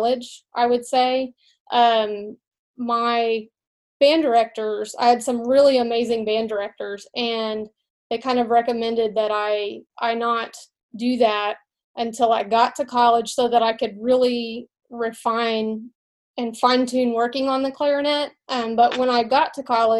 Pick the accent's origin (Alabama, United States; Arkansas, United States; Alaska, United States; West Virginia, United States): Arkansas, United States; Mountain Home; also born or lived in Russellville, Arkansas; now in Magnolia, United States; I grew up in Mountain Home, Arkansas